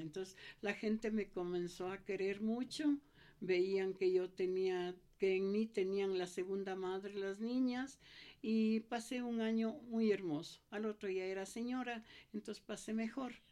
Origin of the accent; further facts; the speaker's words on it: Quito, Pichincha, Ecuador; also born or lived in Cayambe, Ecuador; regresar a mi tierra